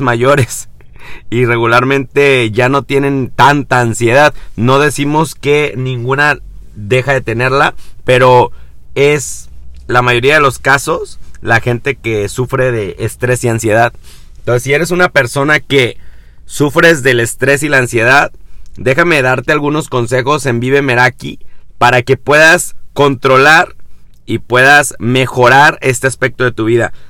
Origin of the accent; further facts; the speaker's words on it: Mexico; en mi país, vivo en México